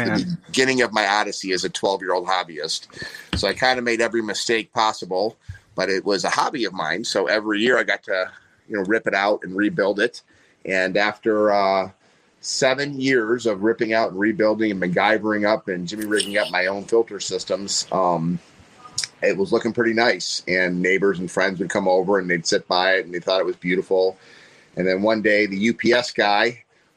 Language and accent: English; Wheaton, Illinois, United States; also born or lived in New Jersey; when I moved from New Jersey to Wheaton, Illinois, where I grew up